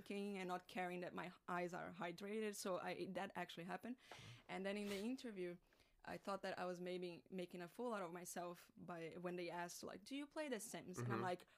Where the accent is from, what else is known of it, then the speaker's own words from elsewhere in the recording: Brazil; moved away; I'm from Brazil